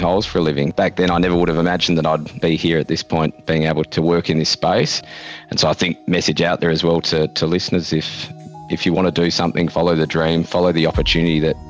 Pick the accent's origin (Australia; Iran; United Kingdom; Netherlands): Australia; Western Australia; as a West Australian and as an Australian